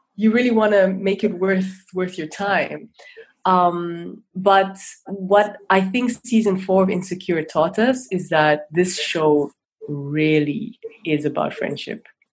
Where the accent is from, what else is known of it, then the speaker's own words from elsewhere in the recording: Namibia; moved away as an adult; also born or lived in Angola / Zambia / United States / Denmark; now in Netherlands; I grew up all over Southern Africa, born in Angola, um, childhood in Zambia, but most of my upbringing in Namibia